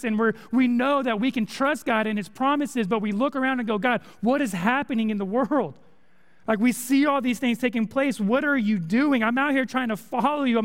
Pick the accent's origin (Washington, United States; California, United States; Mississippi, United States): California, United States; moved away as an adult; also born or lived in Texas; now in Conway, United States; I'm from California. I'm not used to storms